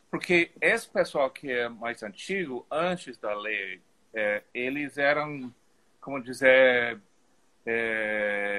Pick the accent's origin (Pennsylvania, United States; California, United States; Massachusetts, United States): California, United States; Los Angeles; Portuguese is a second language; also born or lived in Hawthorne, California; now in Paris, France; eu nasci e me criei em Los Angeles, de, da Califórnia.